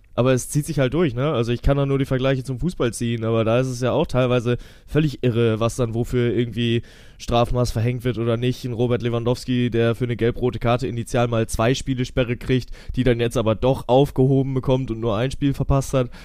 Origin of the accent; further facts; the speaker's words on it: Kiel, Schleswig-Holstein, Germany; ich bin ja Kieler Jung